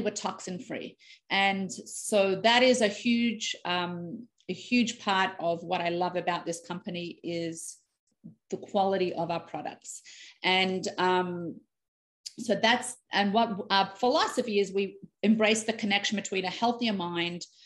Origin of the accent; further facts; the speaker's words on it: Australia; moved away as an adult; now in Canada; I'm born and raised in Australia